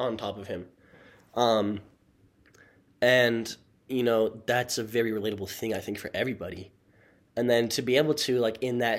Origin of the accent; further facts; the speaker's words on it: Utah, United States; We're from Utah